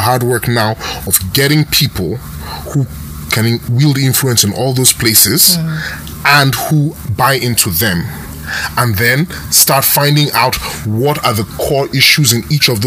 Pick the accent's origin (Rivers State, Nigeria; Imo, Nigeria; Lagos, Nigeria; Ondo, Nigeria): Rivers State, Nigeria; I'm from River State. I'm from a coastal community, so it's always fishermen with me